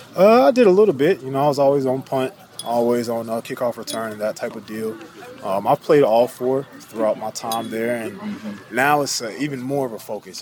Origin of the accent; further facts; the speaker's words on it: North Carolina, United States; I grew up in North Carolina